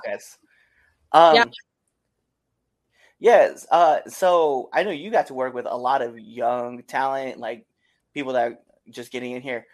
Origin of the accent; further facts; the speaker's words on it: Nebraska, United States; moved away; also born or lived in Auburn, Massachusetts; I'm originally from Nebraska